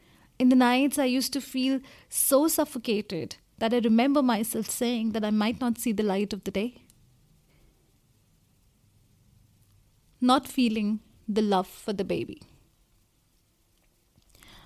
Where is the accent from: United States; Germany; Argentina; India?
India; I come from India